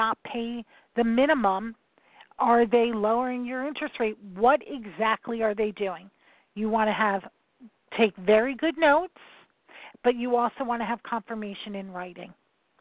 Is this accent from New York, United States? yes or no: yes; New York, United States; I'm from New York